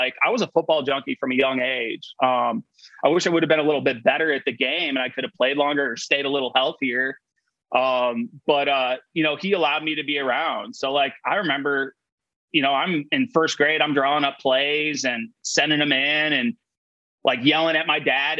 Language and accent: English; Madison, Wisconsin, United States; You've probably been over to my house and stuff back in Madison